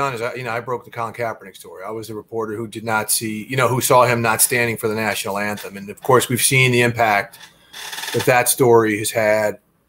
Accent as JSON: {"language": "English", "region": "Missouri", "country": "United States", "tie": "born or raised there", "said": "I grew up in outside of St. Louis, right?"}